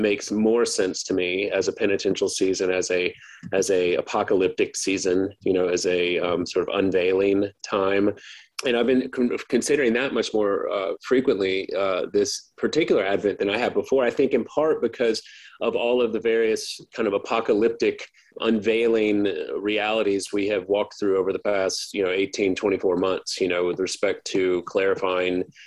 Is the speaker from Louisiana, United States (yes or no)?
yes; Baton Rouge, Louisiana, United States; I grew up in East Baton Rouge Parish